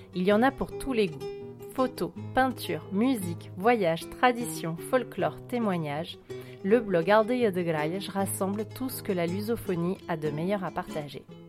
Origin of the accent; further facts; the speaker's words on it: France; Je suis née en France, mais j'ai toujours eu la tête au Portugal